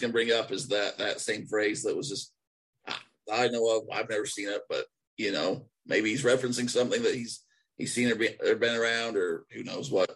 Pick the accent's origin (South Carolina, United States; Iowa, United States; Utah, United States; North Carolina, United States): Utah, United States; Nephi; accent: Utah; sounds like Nephi; moved away; I still probably sound like more Utah than a lot of people